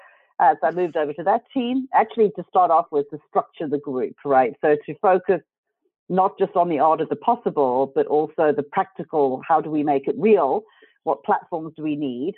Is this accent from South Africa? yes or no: yes; South Africa; grew up in South Africa